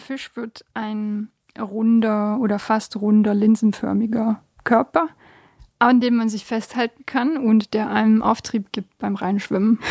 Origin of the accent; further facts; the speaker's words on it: Stuttgart, Baden-Württemberg, Germany; moved away as an adult; also born or lived in Bosnia; now in Basel, Switzerland; in all den Jahren als Stuttgarterin